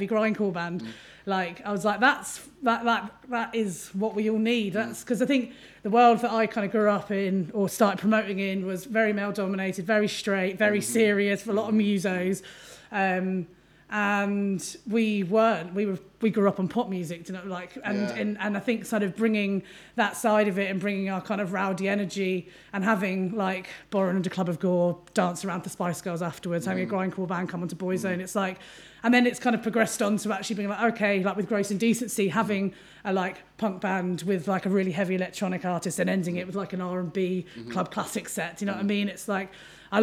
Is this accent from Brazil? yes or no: no; Milton Keynes, South East England, United Kingdom; moved away as an adult; now in Manchester, United Kingdom; I moved to Manchester in 2007, and I grew up in Milton Keynes, moved up here for uni